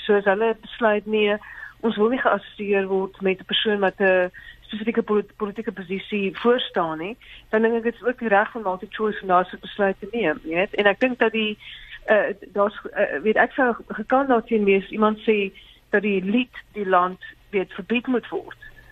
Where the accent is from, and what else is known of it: South Africa